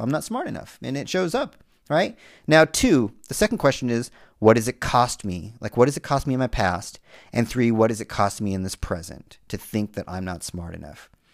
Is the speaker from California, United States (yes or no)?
yes; Southern California, United States; a Latino male growing up in Southern California